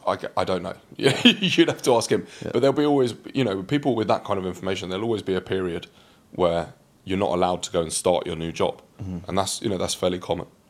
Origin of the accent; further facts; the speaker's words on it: London, United Kingdom; also born or lived in Reading; growing up in London, I remember when I was really young. So we lived out near Reading